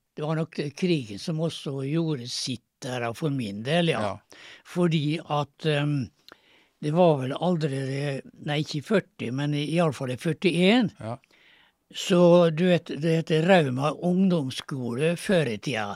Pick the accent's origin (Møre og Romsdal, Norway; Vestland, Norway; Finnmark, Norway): Møre og Romsdal, Norway; Kleive; born or raised there; also born or lived in Nesna